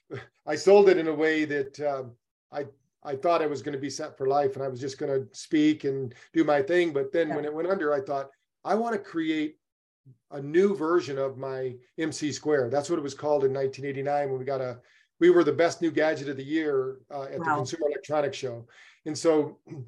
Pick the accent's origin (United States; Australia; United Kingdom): United States; Battle Creek, Michigan; I grew up in Battle Creek, Michigan